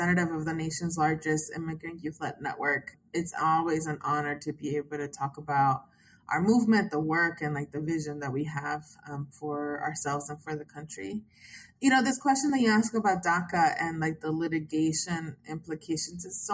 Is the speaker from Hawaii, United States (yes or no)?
no; Texas, United States; as a Texan